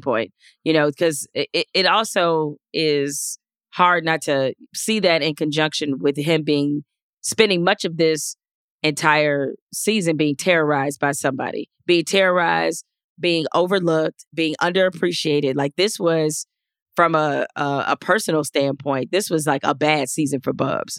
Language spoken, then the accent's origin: English; Detroit, Michigan, United States; growing up in Detroit